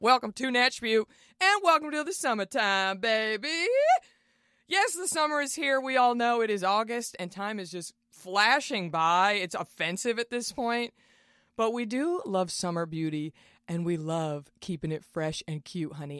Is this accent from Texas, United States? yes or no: yes; Texas, United States; We're both from Texas